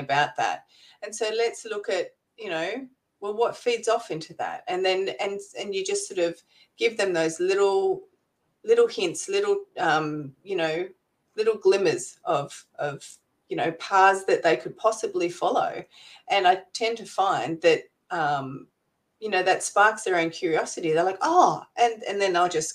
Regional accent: Canberra, Australian Capital Territory, Australia; now in Gold Coast, Australia; I'm originally from Canberra, which is sort of the capital city here in Australia

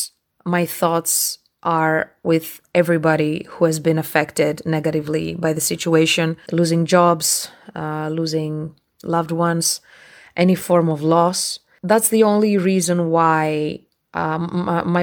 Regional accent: Greece; now in United Kingdom; I am from Greece

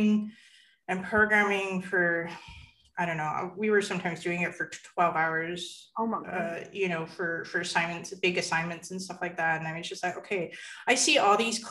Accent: Canada; I am born and raised Canadian and very much identify as a Chinese Canadian

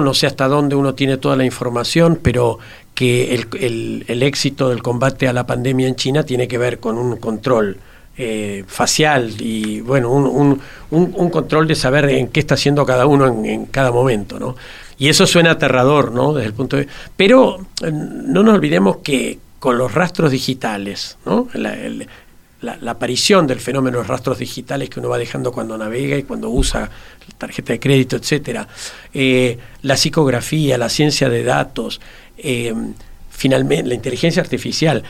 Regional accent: Uruguay

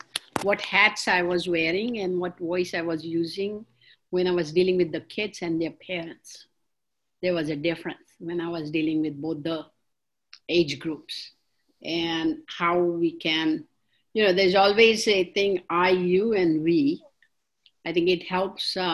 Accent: India; moved away; I'm from India

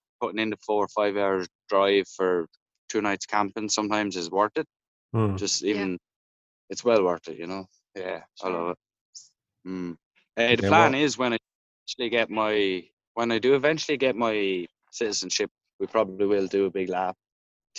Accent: Ireland; moved away as an adult; also born or lived in Esperance, Australia / Melbourne, Australia; now in Australia; we'd done a lot of camping back home in Ireland

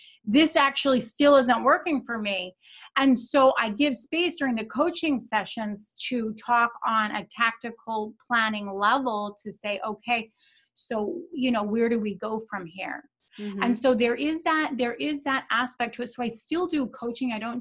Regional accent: Naples, Florida, United States; also born or lived in Boca Raton, Florida; I'm from Naples, Florida

